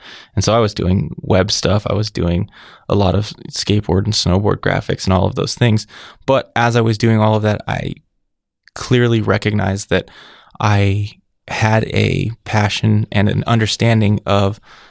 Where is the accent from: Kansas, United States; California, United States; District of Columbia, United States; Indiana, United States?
California, United States; California. But I was going to art school in Colorado.